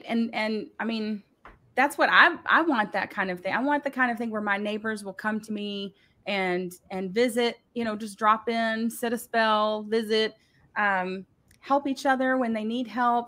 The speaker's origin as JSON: {"language": "English", "region": "the South", "country": "United States", "said": "we're from the South"}